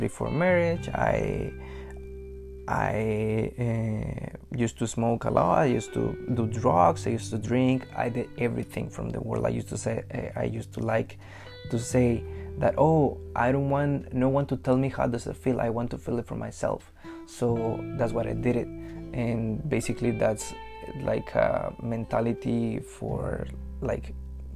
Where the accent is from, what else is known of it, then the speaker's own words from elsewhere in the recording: Mexico; moved away as an adult; now in Canada; I grew up in Mexico. Like, I'm an immigrant from Mexico. I grew up and raised over there for 22 years. 3 years ago, I moved to Canada to live here